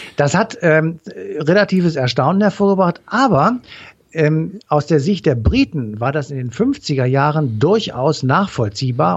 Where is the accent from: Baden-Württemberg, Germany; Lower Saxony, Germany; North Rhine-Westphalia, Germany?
North Rhine-Westphalia, Germany; Cologne; ich komme ja aus Köln hier